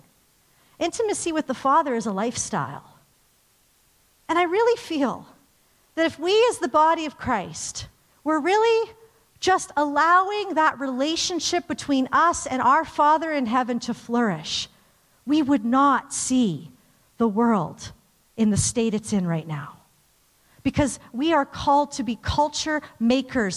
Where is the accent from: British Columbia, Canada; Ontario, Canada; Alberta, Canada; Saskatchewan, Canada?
Alberta, Canada; Calgary; I grew up in Calgary, like, just very, you know, suburbia, church